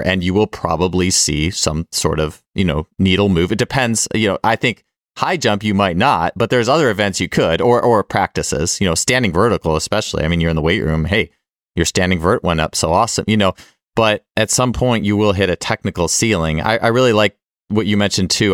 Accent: Milwaukee, Wisconsin, United States; I was growing up in Milwaukee

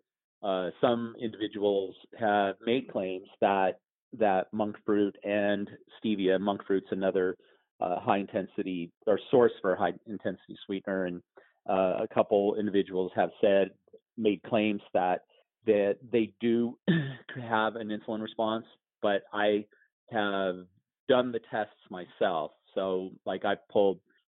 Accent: Colorado, United States; moved away; also born or lived in Arizona; I grew up in Colorado on a ranch, and ultimately ended up moving to Arizona

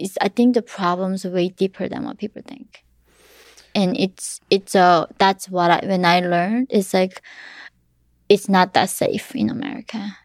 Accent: North Korea; now in United States; my mom taught me growing up in North Korea

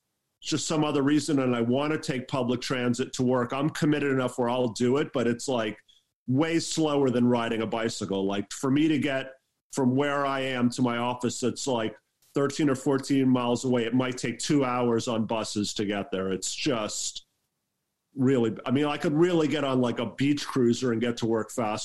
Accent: New York, United States; now in Los Angeles, United States; I grew up in New York, and so in New York, it's like everybody lives in these suburbs and exurbs, but everyone's sort of pointed in towards the city.

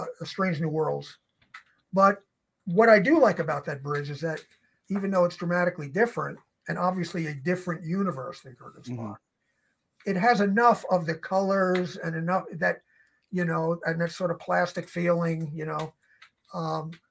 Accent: New York City, New York, United States; I'm from New York City and I, you know, I lived a long time in Manhattan

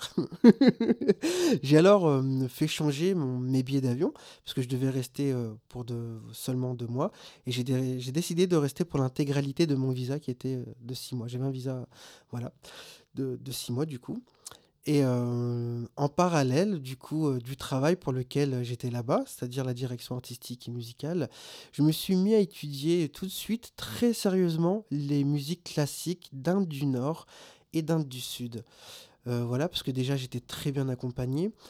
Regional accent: Réunion; moved away; also born or lived in Maubeuge; je suis réunionnais, je viens donc de l'île de la Réunion

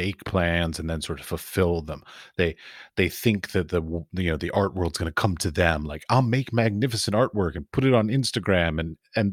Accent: United States; I was raised in America

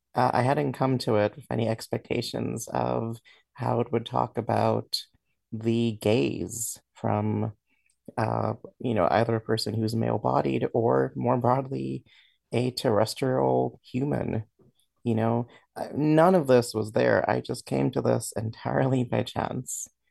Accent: Dominica; now in New York, United States; I grew up in the Commonwealth of Dominica in, in the Caribbean

